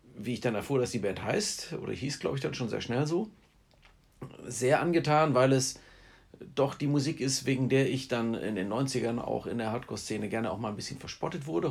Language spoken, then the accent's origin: German; Heidenheim, Baden-Württemberg, Germany; aus äh, ja, Vorort von Heidenheim